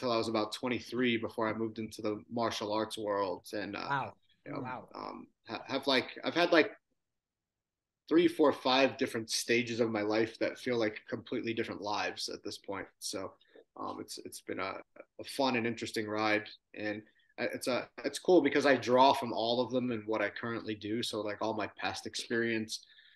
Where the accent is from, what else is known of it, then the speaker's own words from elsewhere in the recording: Long Island, New York, United States; now in San Diego, United States; I grew up on Long Island, and tough middle-class working family